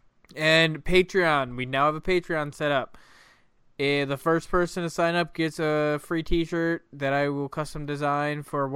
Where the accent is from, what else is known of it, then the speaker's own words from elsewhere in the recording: United States; I'm American.